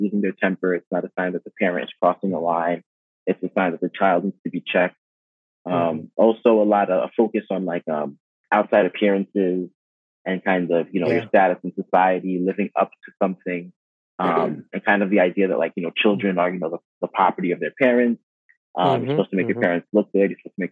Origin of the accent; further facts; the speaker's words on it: United States; I'm Haitian American. I'm very proud of my Haitian heritage. My parents were born and raised in Haiti. I was born and raised in the U.S.